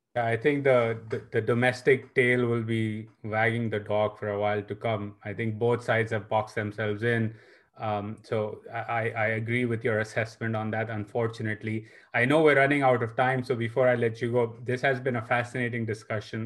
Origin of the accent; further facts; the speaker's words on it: Pakistan; now in United States; coming from Pakistan